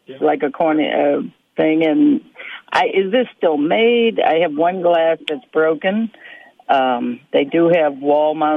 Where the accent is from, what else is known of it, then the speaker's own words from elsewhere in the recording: New Orleans, Louisiana, United States; now in Alaska, United States; I'm from New Orleans originally